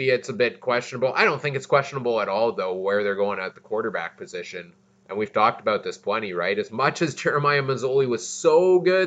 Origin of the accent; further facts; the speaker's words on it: Winnipeg, Manitoba, Canada; my hometown Bombers